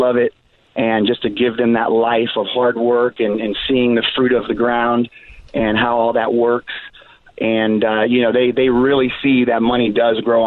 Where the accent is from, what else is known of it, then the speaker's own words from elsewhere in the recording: Chicago, Illinois, United States; moved away as an adult; now in Oceanside, United States; I'm from Chicago